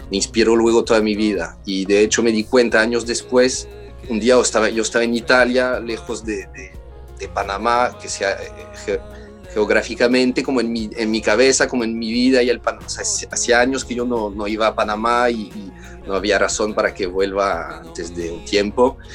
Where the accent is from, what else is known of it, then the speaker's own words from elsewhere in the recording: Paris, Île-de-France, France; escuchamos mucha folk en casa, todos los clásicos y las canciones francesas también, porque, porque también crecí en París.